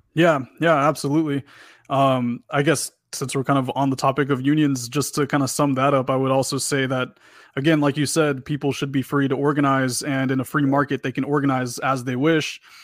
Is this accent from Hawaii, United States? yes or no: no; Texas, United States; I'm, I'm from Texas